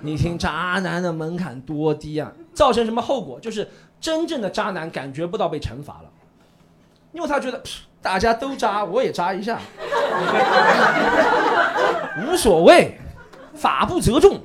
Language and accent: Chinese; Shanghai, China; 我是一个可爱的上海人